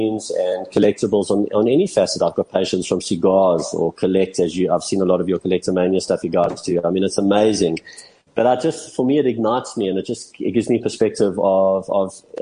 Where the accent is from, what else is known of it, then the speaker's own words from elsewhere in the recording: South Africa; even though I'm South African